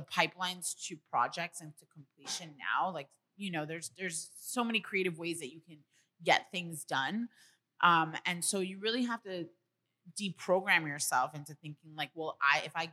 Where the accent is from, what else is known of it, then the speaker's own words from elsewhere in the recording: New York City, New York, United States; moved away as an adult; now in California, United States; I was really fortunate to be raised in New York City. You know, I grew up in Spanish Harlem.